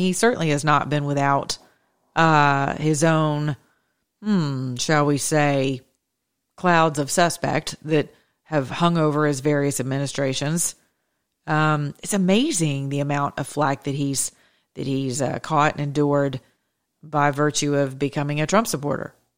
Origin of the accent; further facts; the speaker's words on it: Georgia, United States; from Georgia, by the way, my home state